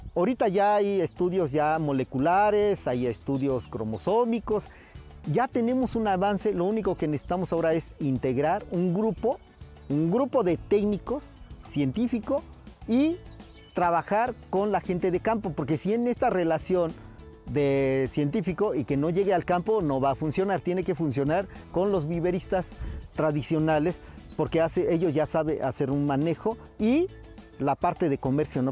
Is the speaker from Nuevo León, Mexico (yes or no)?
no; La Mixteca, Oaxaca, Mexico; Yo soy de la Mixteca, en Oaxaca